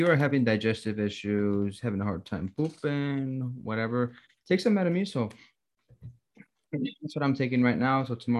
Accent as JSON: {"language": "English", "country": "Mexico", "accent": "Mexican", "said": "my Mexican accent."}